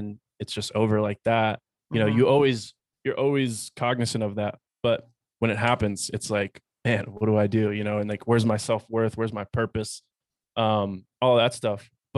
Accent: Pennsylvania, United States; You know, I'm originally from Pennsylvania. So, city kid, concrete jungle, I guess you could say, outside of Philadelphia.

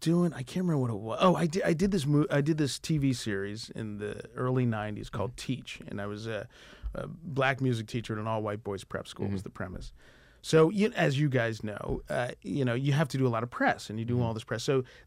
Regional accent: Uganda; born there; I was born in Uganda. My parents were in the Peace Corps. My dad was a regional director in the Peace Corps.

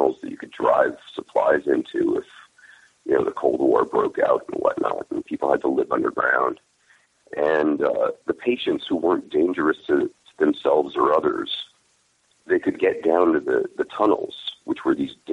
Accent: Monroe, Connecticut, United States; moved away as an adult; also born or lived in Bridgeport, Connecticut; now in California, United States; Originally Bridgeport, Connecticut. And when my folks could afford to move to a place with a good school, they moved to a town named Monroe

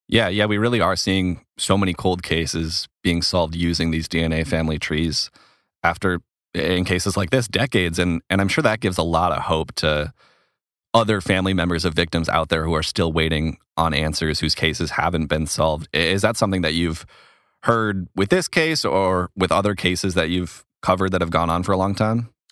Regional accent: Stillwater, Minnesota, United States; accent: Minnesota; moved away; I'm a, a Minnesotan. I'm actually from the Stillwater area

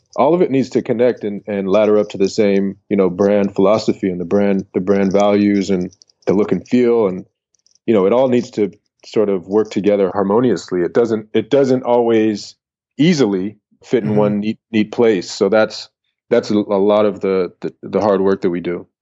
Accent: San Francisco, California, United States; moved away as an adult; also born or lived in Atlanta / Denmark; I came from San Francisco

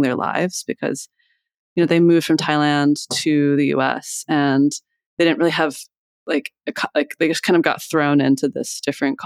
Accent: Iowa, United States; moved away as an adult; also born or lived in Boston; now in Philadelphia, United States; I grew up in Iowa and then I moved here to go to college.

